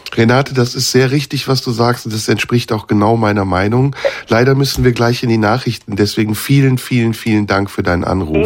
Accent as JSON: {"language": "German", "country": "Turkey", "moved": "yes", "lives_now": "Germany", "said": "ich bin Türke, natürlich. Ich komme aus der Türkei, lebe in Deutschland, habe einen deutschen Pass, aber ich bin türkischer Herkunft"}